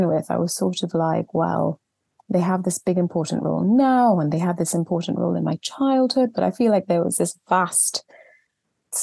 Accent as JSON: {"language": "English", "country": "Trinidad & Tobago", "tie": "born or raised there", "moved": "as an adult", "lives_now": "England, United Kingdom", "said": "I was born in Trinidad and Tobago in the Caribbean just over 40 years ago now, and grew up there, had my whole childhood out there"}